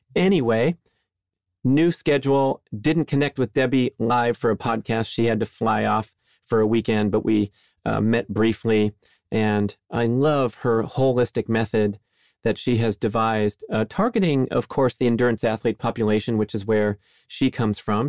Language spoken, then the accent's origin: English; Southern California, United States; I grew up in Southern California